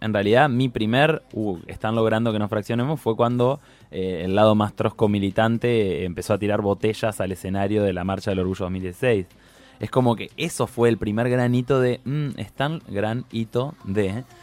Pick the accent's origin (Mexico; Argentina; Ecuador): Argentina; Paraná, Entre Ríos; Yo soy de Paraná Entre Ríos